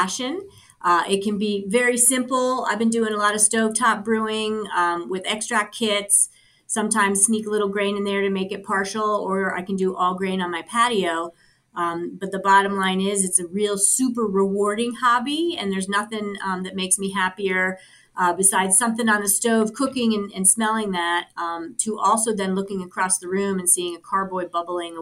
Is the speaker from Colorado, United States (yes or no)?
yes; Colorado, United States; my home state of Colorado